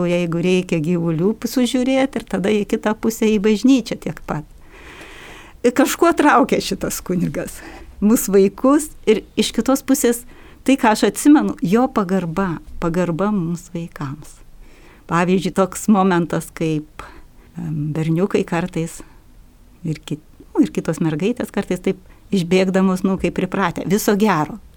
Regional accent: Šlavantai, Alytus County, Lithuania; moved away as an adult; kai aš išvažiavau iš Lavantų, tai yra, kai man sukako 18 metų

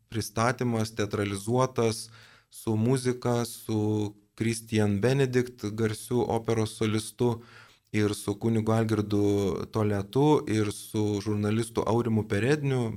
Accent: Lithuania; mes lietuviai tikintieji

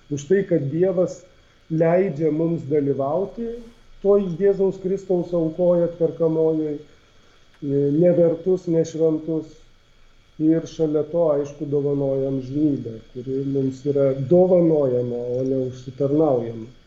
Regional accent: Lithuania; mums, kurie esam lietuviai iš šiaurės

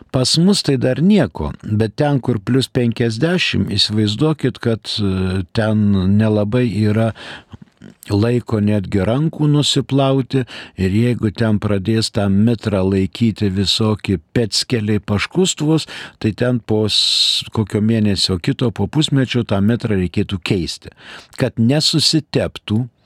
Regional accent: Lithuania; mes lietuviai lietuvišką pasą turime ir todėl mes esame Lietuvos piliečiai

